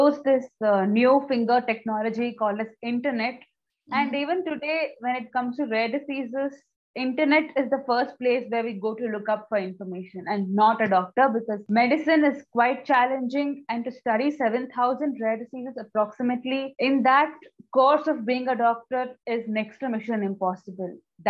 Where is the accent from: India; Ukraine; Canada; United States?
India; Bangalore, Karnataka; from Bangalore, India